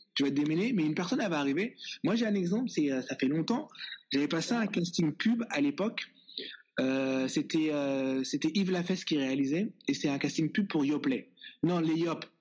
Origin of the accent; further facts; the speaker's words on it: Les Bosquets, Île-de-France, France; now in Toronto, Canada; on a grandi au Bosquet ensemble